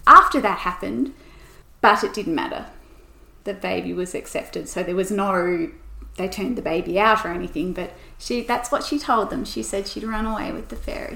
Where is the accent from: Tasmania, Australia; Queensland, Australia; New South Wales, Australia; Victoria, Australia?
Tasmania, Australia; We came out late, so I'm only fifth generation Tasmanian.